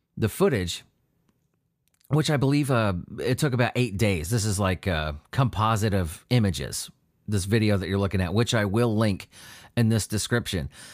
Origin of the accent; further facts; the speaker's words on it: San Diego, California, United States; I grew up near the Whaley House. I, I, in San Diego